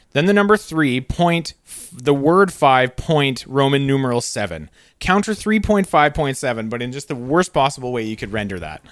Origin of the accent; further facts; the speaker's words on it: Canada; I'm trained as a Canadian